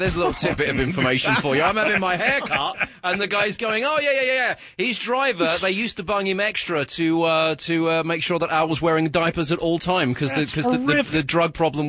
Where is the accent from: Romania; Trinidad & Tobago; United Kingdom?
United Kingdom; accent: British; I'm a Brit